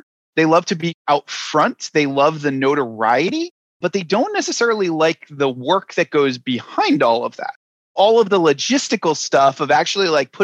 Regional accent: Rhode Island, United States; moved away as an adult; also born or lived in New York; I'm originally from Rhode Island, and Rhode Island is the smallest state in the union. It is a place where pretty much everybody knows everybody. And the thing about growing up there

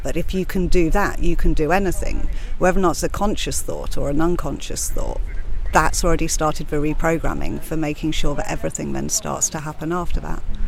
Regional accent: London, United Kingdom; also born or lived in Cyprus; now in Ibiza, Spain; I'm from London, from Blackheath originally, and I moved to Ibiza.

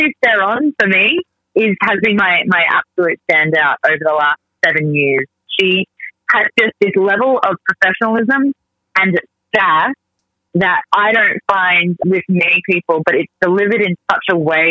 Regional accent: Australia; moved away; I am from Australia

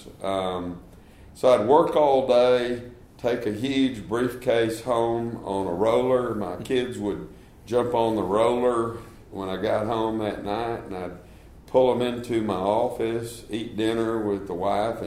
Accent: Dallas, Texas, United States; now in Houston, United States; I grew up in Dallas, Texas, went to St. Mark's in Dallas

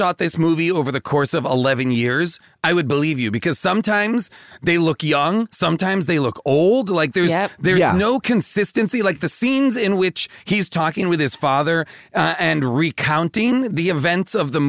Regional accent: New England, United States; this New England world that looks like my hometown

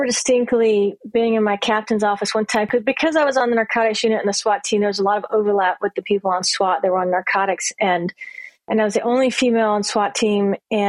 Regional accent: Louisiana, United States; Yeah, and I'm from Louisiana, so I'm kind of from the South, really. I moved around a lot, but born and then finished school in Louisiana. That's where my parents are from.

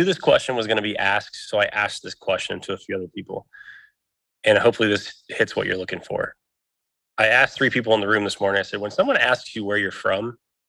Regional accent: Indiana, United States; born there; also born or lived in Texas / Illinois; I was born in Indiana. I moved to Southern Texas. I bounced around from different cities in Southern Texas. I then bouncing back and forth in Texas between Houston, Alvin, Southern areas, and then moving to Indiana, then to Illinois, then to Indiana

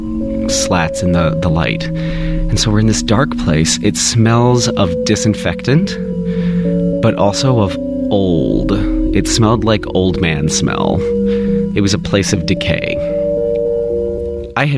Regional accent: Kentucky, United States; I grew up in Kentucky

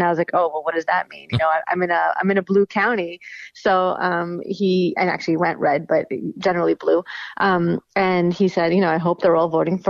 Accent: New York, United States; moved away; I'm from New York

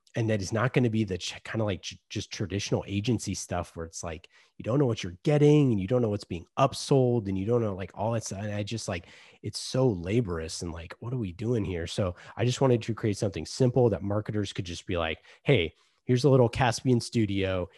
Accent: Oakland, California, United States; I grew up in Oakland

